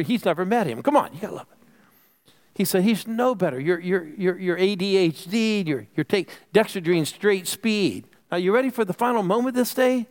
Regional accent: Phoenix, Arizona, United States; I'm from Phoenix

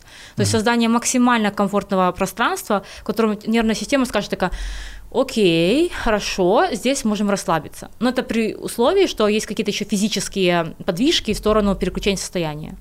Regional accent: Kyiv, Ukraine; я из Киева, я родилась в Киеве, Украина моя страна

